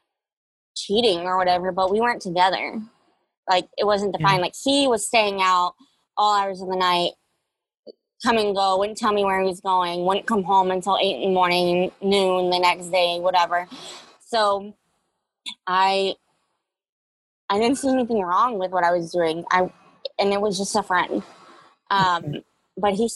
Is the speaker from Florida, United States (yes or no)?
yes; Jacksonville, Florida, United States; I grew up in Jacksonville, Florida, off of a little road called Mayapple